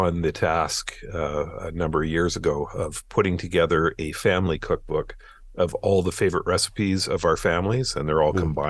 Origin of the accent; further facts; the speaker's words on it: Ireland; I'm Irish. We do most of ours with two.